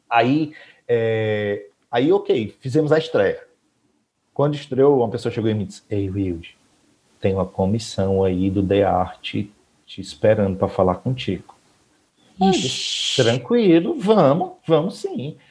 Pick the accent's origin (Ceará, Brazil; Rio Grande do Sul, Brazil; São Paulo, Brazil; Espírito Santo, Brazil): Ceará, Brazil; Mauriti; now in Aquiraz, Brazil; sou de Mauriti, moro na comunidade Shalom